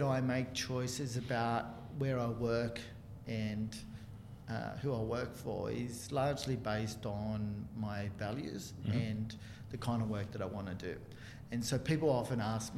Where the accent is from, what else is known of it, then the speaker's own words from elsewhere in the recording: Chile; now in Australia; I was born in Chile and you know, grew up with it as a cultural thing, as well as a kind of the predominant sport where I grew up